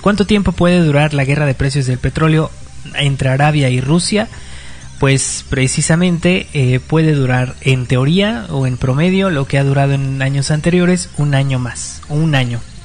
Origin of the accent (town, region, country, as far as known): Mexico